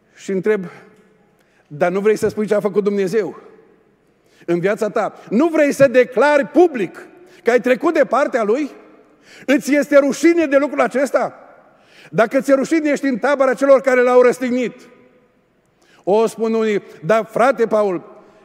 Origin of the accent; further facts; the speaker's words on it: Oradea, Bihor County, Romania; also born or lived in England; noi suntem de la Burzuc, de la Oradea